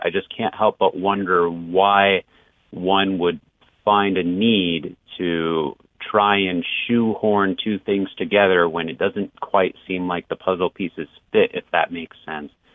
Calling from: Lake Elsinore, California, United States; I'm calling from Lake Elsinore, California

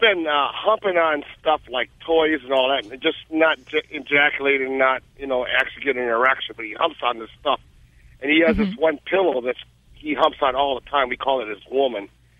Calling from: Boneville, Georgia, United States; Yeah. I live in Boneville, Georgia.

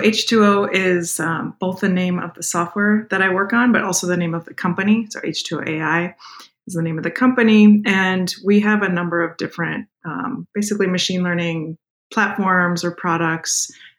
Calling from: Oakland, California, United States; I'm calling in from Oakland, California in the U.S. today.

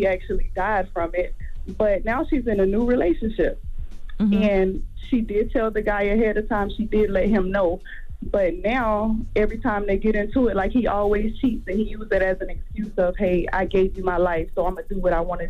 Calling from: Texas, United States; I'm calling from Texas.

